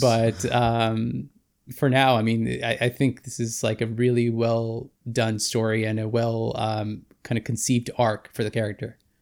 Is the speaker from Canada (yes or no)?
yes; Vancouver, British Columbia, Canada; former filmmaker from Vancouver, B C